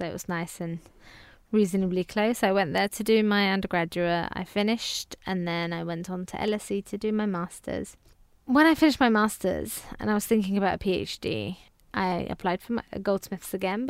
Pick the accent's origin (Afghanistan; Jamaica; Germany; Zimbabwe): Afghanistan; first language Farsi; English is a second language; now in United Kingdom; Now, because I've kept touch of my own language, I can speak my mother tongue, which is Farsi. I've managed to keep in touch with family back home as well. So every time we've gone back to Afghanistan